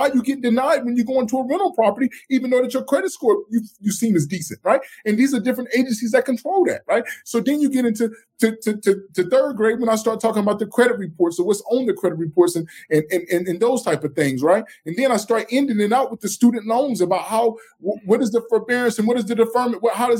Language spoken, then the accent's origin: English; the South, United States; I'm from the South